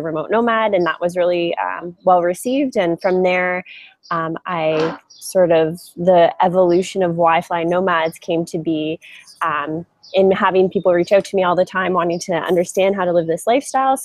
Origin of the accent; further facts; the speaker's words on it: Canada; moved away as an adult; also born or lived in Europe / Asia / South America; now in Bali, Indonesia; I'm originally from Canada